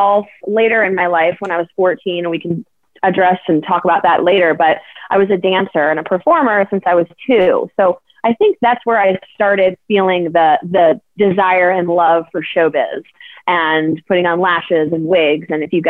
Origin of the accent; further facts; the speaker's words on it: Atlanta, Georgia, United States; Well, so I grew up in Atlanta. My family's from New Jersey, so I've got a combination of North and South in my blood.